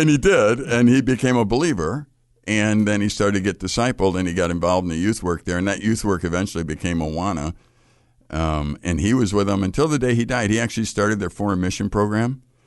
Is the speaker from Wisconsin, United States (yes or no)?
no; Chicago, Illinois, United States; I grew up in Chicago.